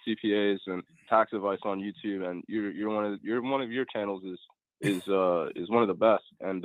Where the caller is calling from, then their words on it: Delaware, United States; I'm calling from Delaware, actually.